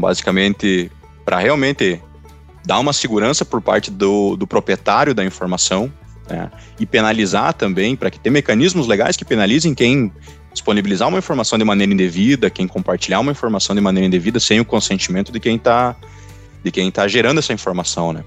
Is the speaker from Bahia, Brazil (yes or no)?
no; Não-Me-Toque, Rio Grande do Sul, Brazil; Eu sou natural de Nometoque, Toque, né, no Rio Grande do Sul